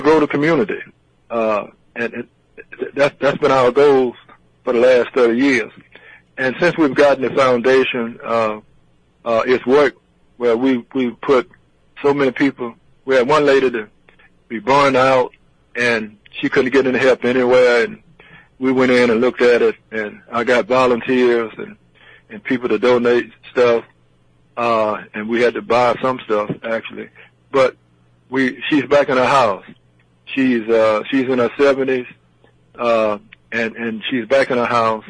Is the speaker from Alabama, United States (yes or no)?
yes; Mobile, Alabama, United States; the people here in my hometown